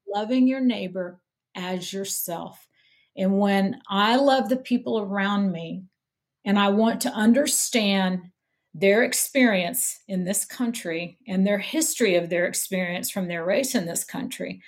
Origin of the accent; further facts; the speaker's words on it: Missouri, United States; moved away as an adult; also born or lived in Denver, Colorado; now in Mobile, United States; I grew up in Missouri